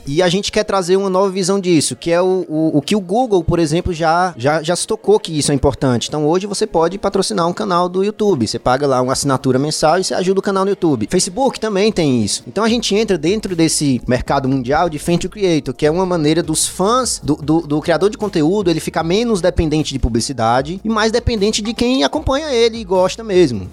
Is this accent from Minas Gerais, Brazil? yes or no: no; Fortaleza, Ceará, Brazil; moved away as an adult; now in São Paulo, Brazil; tô morando em São Paulo tem uns dois anos. Eu sou de Fortaleza, sou do Ceará